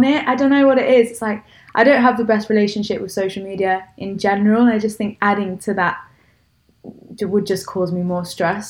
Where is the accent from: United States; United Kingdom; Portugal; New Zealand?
United Kingdom; Nottingham, East Midlands; accent: Midlands; moved away; also born or lived in Bath; I'm from Nottingham, so I'm not too far away.